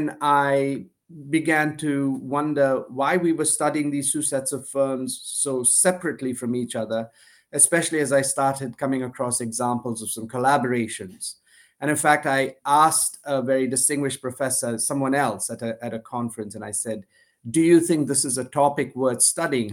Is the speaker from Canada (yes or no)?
no; India; moved away as an adult; also born or lived in United States / Glasgow, Scotland; I was born in India to an Indian father and a Sri Lankan mother. And my earliest years were in the US, actually, shortly after I was born. My parents went to grad school, but then eventually came back went back to India